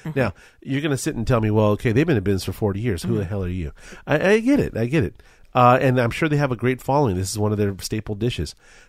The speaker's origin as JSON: {"language": "English", "town": "Culver City", "region": "California", "country": "United States", "tie": "born or raised there", "said": "I grew up in Culver City, California"}